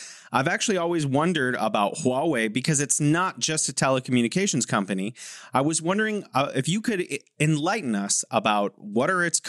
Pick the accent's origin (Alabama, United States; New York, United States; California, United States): California, United States; now in Beijing, China; I'm from California, living here in Beijing.